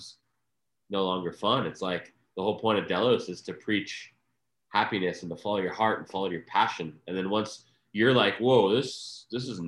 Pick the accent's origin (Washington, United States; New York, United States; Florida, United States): Florida, United States; moved away as an adult; also born or lived in Flagstaff, Arizona / Tahoe; I grew up in Florida from the time I was nine